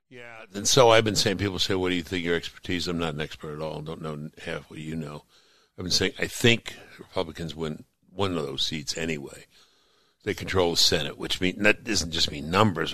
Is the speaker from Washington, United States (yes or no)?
no; New York City, New York, United States; I grew up in Brooklyn, New York